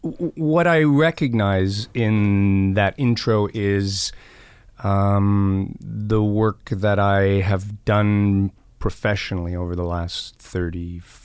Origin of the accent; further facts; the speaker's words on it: Scotland, United Kingdom; Yeah, I grew up in Scotland.